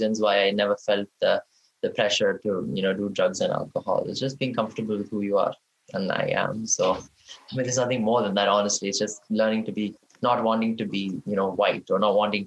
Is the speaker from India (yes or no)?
yes; India; moved away; growing up in India